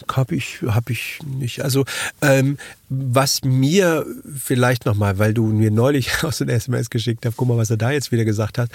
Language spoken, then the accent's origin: German; Germany; bei uns in Deutschland